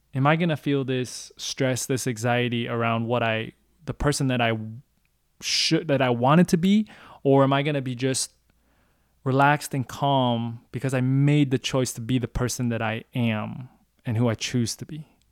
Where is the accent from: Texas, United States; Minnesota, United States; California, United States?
Minnesota, United States; moved away as an adult; also born or lived in Hong Kong; a kid growing up in Minnesota, a Chinese, Cantonese, growing up on kung fu movies